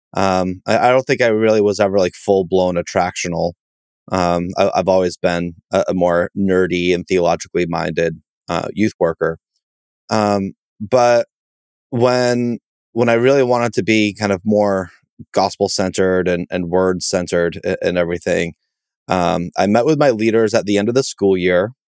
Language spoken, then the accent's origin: English; Massachusetts, United States; I'm from Massachusetts. Um, that's where I still live and, and serve